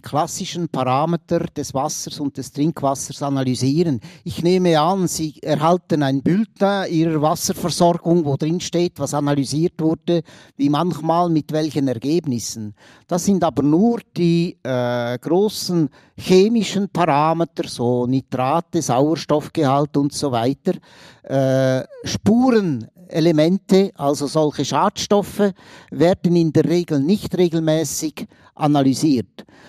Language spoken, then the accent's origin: German; Aargau, Switzerland; ich bin Aargauer und bin natürlich auch in ehemaligem Kolonialgebiet aufgewachsen